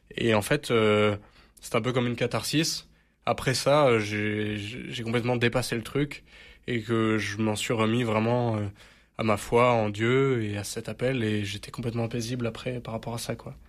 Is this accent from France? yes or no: yes; Marseille, Provence-Alpes-Côte d'Azur, France; je suis Marseillais, et c'est vrai que je suis très fier d'être Marseillais